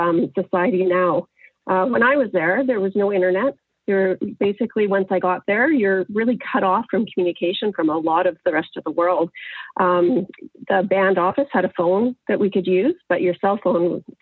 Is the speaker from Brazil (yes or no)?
no; Northwestern Ontario, Canada; moved away; I grew up in Northwestern Ontario.